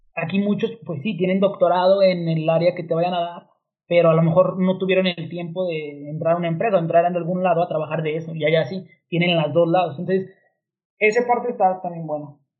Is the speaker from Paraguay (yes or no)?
no; Mexico